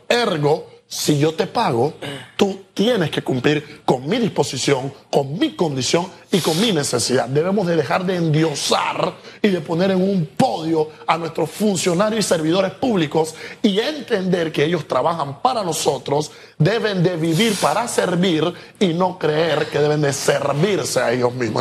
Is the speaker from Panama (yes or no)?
yes; Panama; como panameños